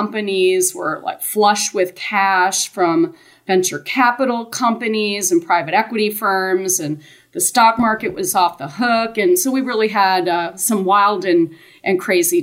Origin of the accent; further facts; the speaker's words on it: Wisconsin, United States; moved away as an adult; also born or lived in Dallas; I grew up in Wisconsin, went to college there